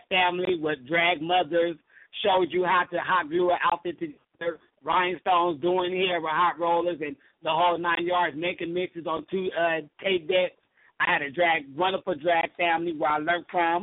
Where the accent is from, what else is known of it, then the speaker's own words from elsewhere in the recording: San Diego, California, United States; now in Los Angeles, United States; I am from San Diego, California